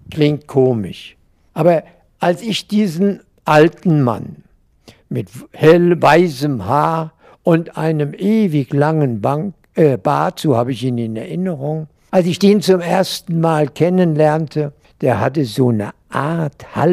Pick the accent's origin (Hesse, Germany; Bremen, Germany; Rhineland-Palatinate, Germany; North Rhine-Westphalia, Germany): Rhineland-Palatinate, Germany; Mainz; Bis zu meinem 13. Lebensjahr wohnte ich in der Mombacher Straße 44, dem Sitz der pommerschen Saatzucht, deren Geschäftsführer mein Vater wa